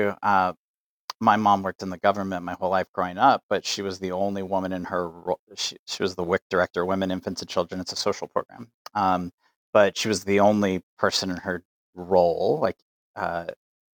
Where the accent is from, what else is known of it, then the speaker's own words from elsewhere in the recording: El Paso, Texas, United States; I would say I'm from El Paso, Texas.